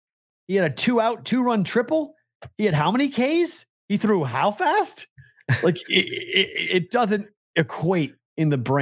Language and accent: English; East Coast, United States; Because growing up on the East Coast, people would talk about the Premier League.